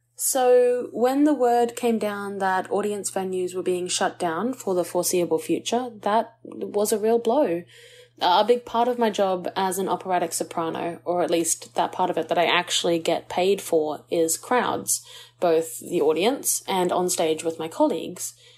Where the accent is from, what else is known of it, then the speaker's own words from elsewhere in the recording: Australia; we as Aussie artists